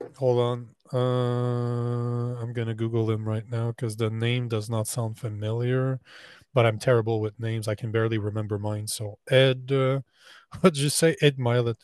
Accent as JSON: {"language": "English", "country": "Canada", "said": "I'm Canadian"}